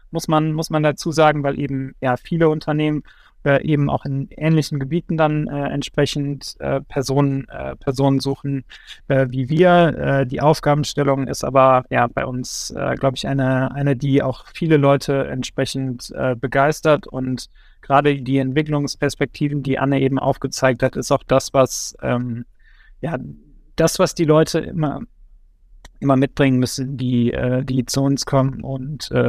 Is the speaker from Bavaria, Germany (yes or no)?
no; Bergheim, North Rhine-Westphalia, Germany; als, als, als äh, Kölsche Jung aus, äh, aus Bergheim kann ich auch nur das Rheinland jedem, äh, jedem empfehlen.